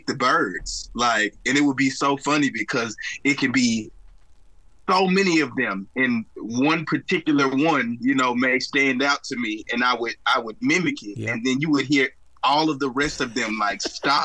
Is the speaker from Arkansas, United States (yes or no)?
yes; Wrightsville, Arkansas, United States; now in Little Rock, United States; I currently live there now. I grew up in Wrightsville, Arkansas